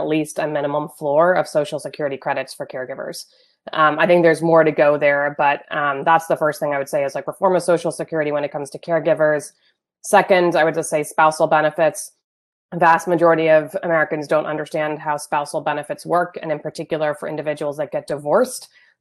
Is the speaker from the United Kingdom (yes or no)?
yes; born in Wales, United Kingdom; moved away as an adult; now in United States; I grew up in the UK, I was born in Wales.